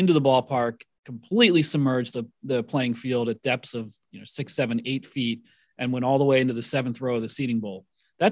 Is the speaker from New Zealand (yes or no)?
no; Philadelphia, Pennsylvania, United States; me growing up in the Philadelphia area